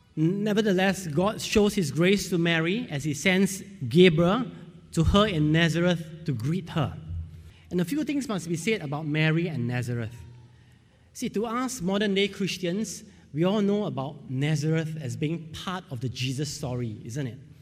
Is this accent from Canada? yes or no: no; Singapore; I'm from Singapore